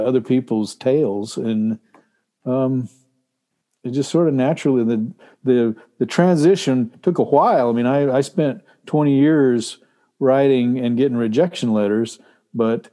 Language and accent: English; Texas, United States; now in Alaska, United States; I grew up in Texas where it was super hot